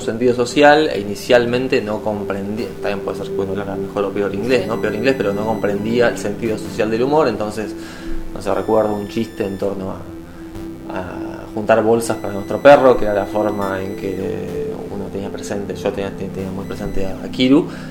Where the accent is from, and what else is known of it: Argentina; moved away as an adult; now in Edinburgh, United Kingdom